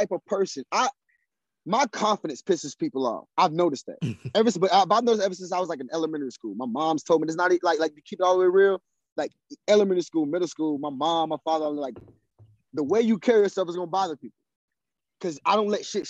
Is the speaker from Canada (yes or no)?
no; South Carolina, United States; I come from South Carolina